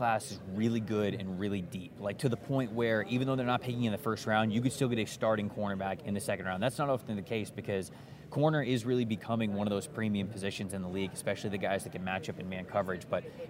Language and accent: English; Tampa Bay, Florida, United States; I come from Tampa Bay. I used to cover the Tampa Bay Buccaneers.